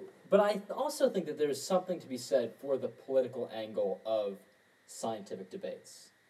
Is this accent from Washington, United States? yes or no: yes; Washington, United States; my home state of Washington State